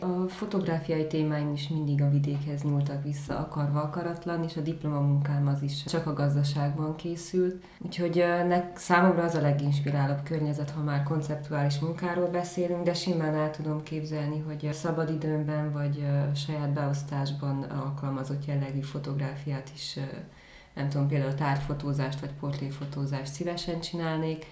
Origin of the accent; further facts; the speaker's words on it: Gyergyóújfalu, Harghita County, Romania; Erdélyben egy viszonylag nagy településben egy új falu, igazából egy község